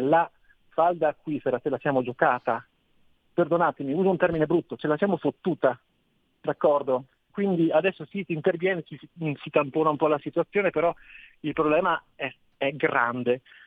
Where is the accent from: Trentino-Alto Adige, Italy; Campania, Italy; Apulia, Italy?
Trentino-Alto Adige, Italy; Trento; io sono di Trento